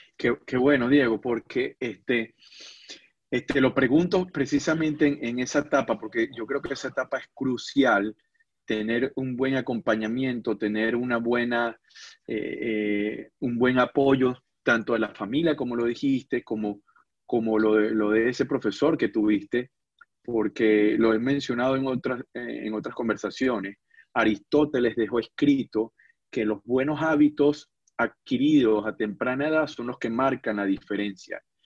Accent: a village in Almería, Andalusia, Spain; also born or lived in Seville; Yo nací en un pueblo de Almería, la zona sur de Andalucía

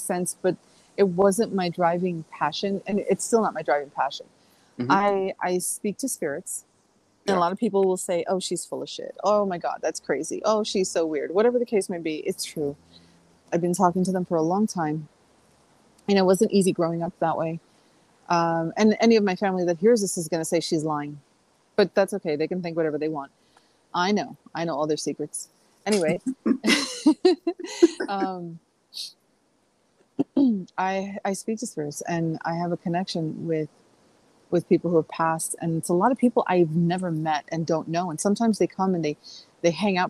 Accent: New York, United States; I'm a New Yorker

